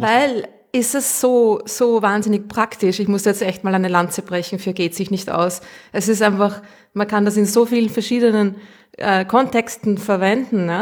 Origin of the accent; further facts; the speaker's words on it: Austria; accent: Austrian; ich ich rede zu Österreichisch